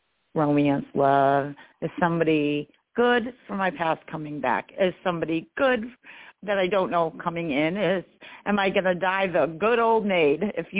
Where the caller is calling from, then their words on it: New York, United States; I'm in New York State.